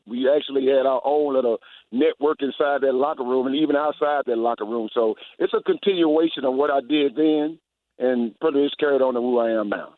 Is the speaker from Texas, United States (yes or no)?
yes; Houston, Texas, United States; also born or lived in Winnipeg, Manitoba; now in Atlanta, United States; Today, I'm in Houston, my hometown. I've been in Atlanta for the last 20 years